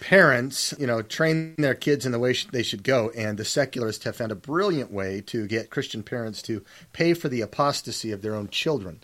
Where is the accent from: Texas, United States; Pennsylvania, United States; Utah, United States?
Utah, United States; Salt Lake City; I was born and raised in Salt Lake City, Utah, and knew nothing else